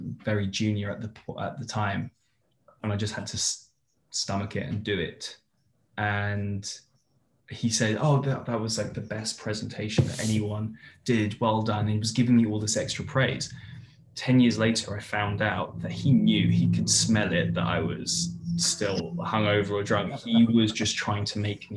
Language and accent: English; United Kingdom; moved away as an adult; now in Los Angeles, United States; being a Brit